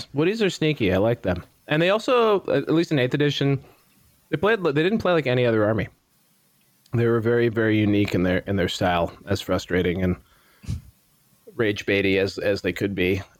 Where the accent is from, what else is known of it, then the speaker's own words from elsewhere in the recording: Canada; What, as a Canadian?